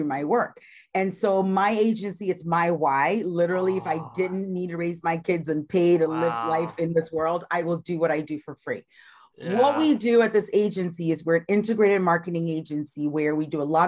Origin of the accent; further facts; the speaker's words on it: Ghana; moved away as an adult; also born or lived in Iowa, United States; now in United States; I was born and raised in Ghana, West Africa, and I migrated